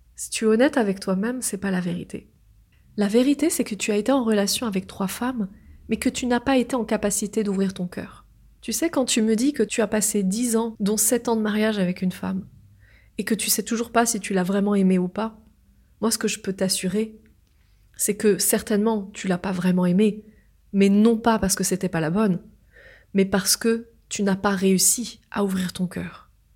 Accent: France; je suis née en France.

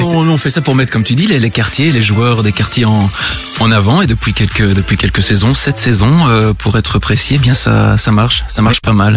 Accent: La Louvière, Wallonia, Belgium; je suis originaire de la Louvière

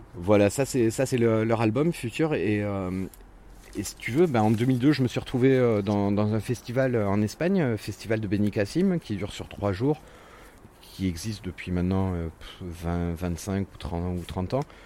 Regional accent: Montpellier, Occitania, France; also born or lived in Brittany; me considère comme Montpellierin, comme pur Montpellierin, puisque je suis arrivé dans, le sud. J'avais trois mois, donc. Donc euh, voilà, je, suis breton d'origine, mais je suis montpelliérain de cœur.

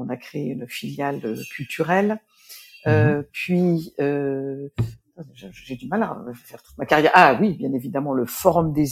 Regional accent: Nancy, Grand Est, France; born there; je suis née à Nancy, je le souligne souvent, surtout quand je suis à Lille un pour ne pas apparaître comme une Parisienne

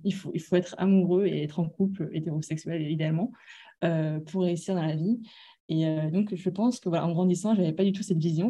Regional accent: France; moved away as an adult; now in Hong Kong; je suis française d'origine asiatique

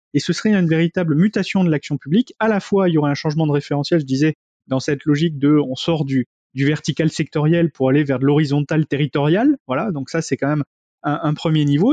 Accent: Bordeaux, Nouvelle-Aquitaine, France; je suis de Bordeaux

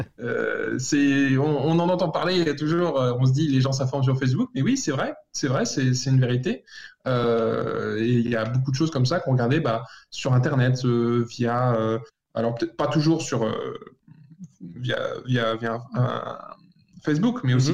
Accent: France; moved away; en tant que Français

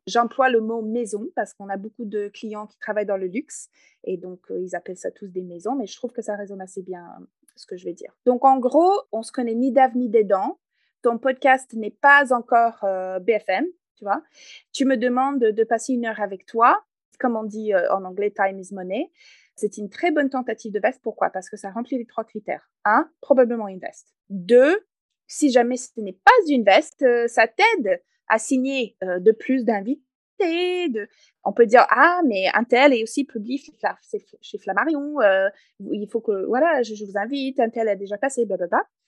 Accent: Canada; accent: English Canadian; first language English; French is a second language; now in France; comme vous pouvez peut-être entendre dans mon accent, je ne suis pas française d'origine. Je suis canadienne anglophone

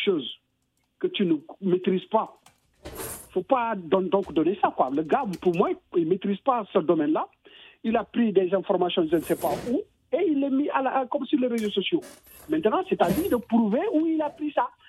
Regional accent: Senegal; je suis sénégalais

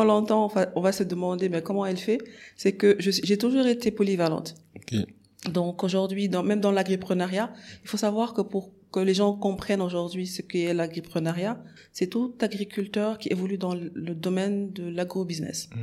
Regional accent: Dakar, Senegal; also born or lived in Morocco; je suis sénégalaise. Euh, j'ai grandi à Dakar

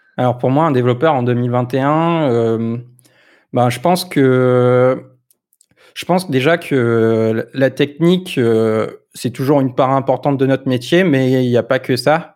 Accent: Lille, Hauts-de-France, France; Je suis du Nord aussi

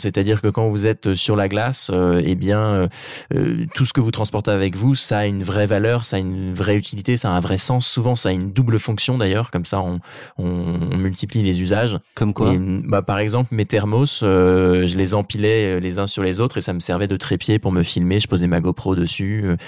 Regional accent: Normandy, France; ma région natale qui est la Normandie

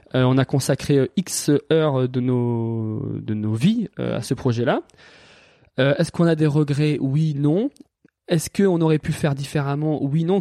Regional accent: Valence, Auvergne-Rhône-Alpes, France; moved away as an adult; also born or lived in Lyon / Toulouse / Annecy / Biarritz; j'ai grandi dans la Drôme, euh, à Valence

